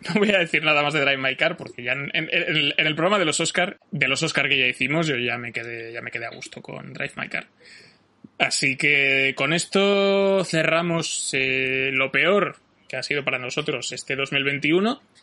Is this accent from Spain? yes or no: yes; Majorca, Balearic Islands, Spain; como buen mallorquín de origen que soy